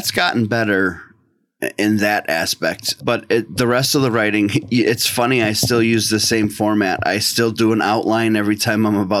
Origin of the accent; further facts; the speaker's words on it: just outside of Boston, Massachusetts, United States; now in central New York, United States; I grew up for most of my childhood just outside of Boston, about a half an hour, 45 minutes outside of Boston